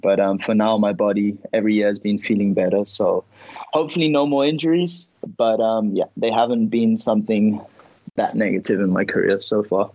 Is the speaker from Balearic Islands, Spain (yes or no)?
yes; Ibiza, Balearic Islands, Spain; moved away; also born or lived in Tarifa; I was born in Ibiza